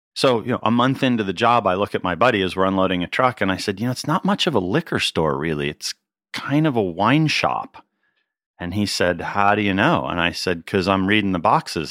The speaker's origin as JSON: {"language": "English", "town": "Pittsburgh", "region": "Pennsylvania", "country": "United States", "tie": "born or raised there", "also_born_or_lived": "Cornas, France / Washington, D.C.", "moved": "as an adult", "lives_now": "California, United States", "said": "I grew up in Pittsburgh, Pennsylvania"}